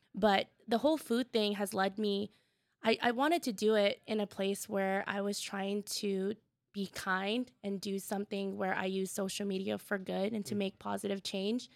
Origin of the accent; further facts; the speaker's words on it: Tacoma, Washington, United States; I grew up in Tacoma, the south end of Tacoma